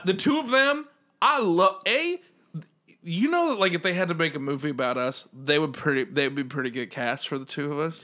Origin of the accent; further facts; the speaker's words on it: United States; as an American